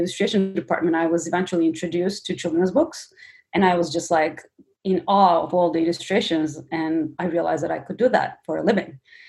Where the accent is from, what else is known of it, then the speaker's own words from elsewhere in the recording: Istanbul, Turkey; moved away; Growing up in Turkey, it's very different than growing up in US.